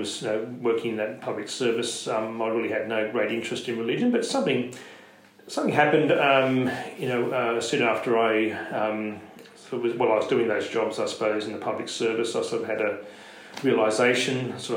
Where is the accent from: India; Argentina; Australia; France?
Australia; Sydney, New South Wales; also born or lived in Penrith, Australia / Durham, United Kingdom; they moved there when I was just under a year old, and I grew up in Leila Park.